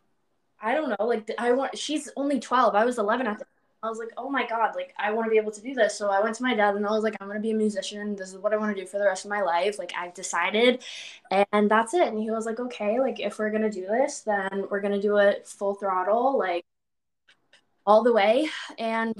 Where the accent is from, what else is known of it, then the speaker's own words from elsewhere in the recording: Canada; also born or lived in London, Ontario; I'm a Canadian artist. I live in a little town called London, Ontario